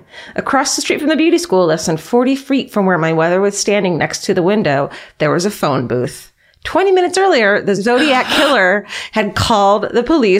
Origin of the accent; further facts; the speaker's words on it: San Diego, California, United States; Even though I was born and raised in San Diego, half of my childhood was spent driving up the California coastline and spending entire summers in Northern California.